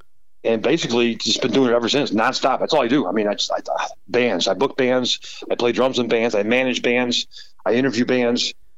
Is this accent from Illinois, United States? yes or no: yes; Chicago, Illinois, United States; My dad was a Chicago fireman, so we had to live in the city. So we lived at the Harlem and Foster first.